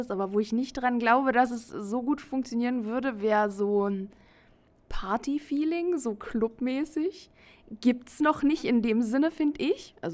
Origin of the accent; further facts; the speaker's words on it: Brandenburg, Germany; moved away as an adult; also born or lived in Berlin; now in Austria; Ich komme eigentlich aus Brandenburg, habe in Berlin studiert, bin nach Österreich gezogen und mache jetzt da evangelische Jugendarbeit in einer Gemeinde.